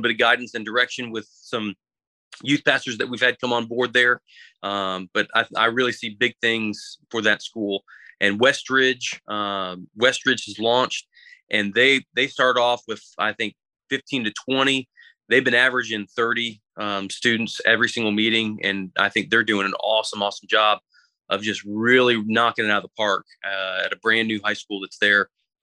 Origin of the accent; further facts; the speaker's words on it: Florida, United States; moved away as an adult; now in Kingsport, United States; being from Florida and growing up in Florida